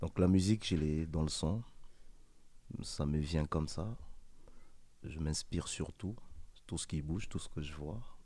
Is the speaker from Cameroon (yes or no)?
no; Pointe-Noire, Republic of the Congo; now in France; J'ai grandi au Congo, j'ai grandi dans un bas quartier à Pointe-Noire, la ville de Pointe-Noire.